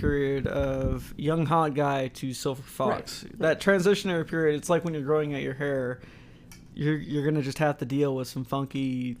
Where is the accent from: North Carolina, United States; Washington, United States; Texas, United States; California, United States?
Texas, United States; growing up in Texas